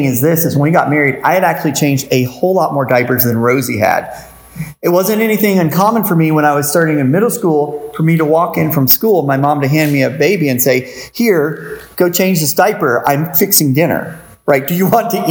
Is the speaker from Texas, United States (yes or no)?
no; St. Petersburg, Florida, United States; I came from St. Pete, which is a lot bigger than Ellisville